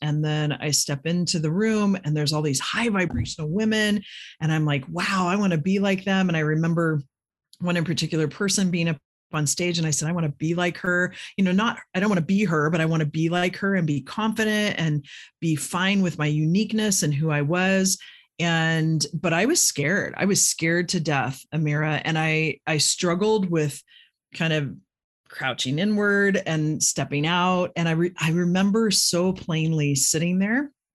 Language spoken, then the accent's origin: English; Midwest, United States; I grew up in the Midwest